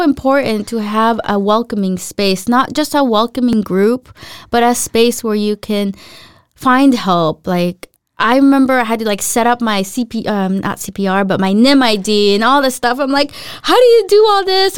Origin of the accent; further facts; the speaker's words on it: Los Angeles, California, United States; moved away as an adult; now in Denmark; I grew up in Los Angeles